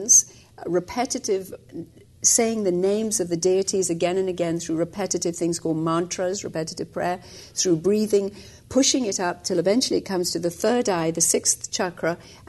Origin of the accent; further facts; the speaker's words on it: India; moved away as an adult; also born or lived in England; I was actually born and raised in India for the first 20 years of my life